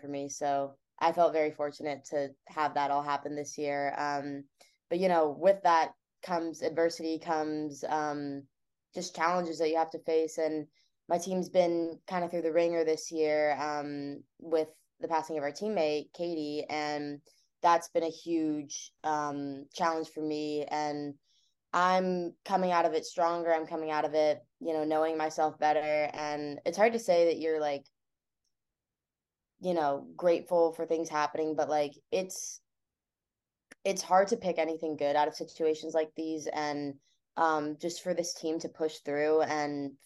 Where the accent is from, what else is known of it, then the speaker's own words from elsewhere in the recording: Bay Area, California, United States; I grew up in the Bay Area, so I'm not far from campus myself